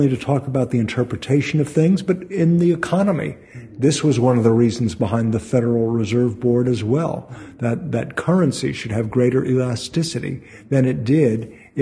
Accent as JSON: {"language": "English", "town": "Brentwood", "country": "United States", "tie": "born or raised there"}